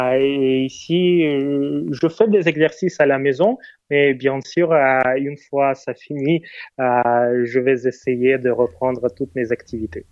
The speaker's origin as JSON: {"language": "French", "region": "Moscow", "country": "Russia", "tie": "born or raised there", "said": "moi, je suis né et élevé à Moscou"}